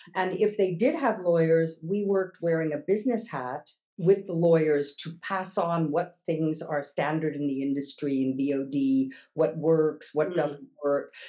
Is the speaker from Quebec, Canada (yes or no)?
yes; Montreal, Quebec, Canada; first language English; moved away as an adult; also born or lived in Toronto / Kingston; now in Amsterdam, Netherlands; I was born in Montreal and uh, initial university there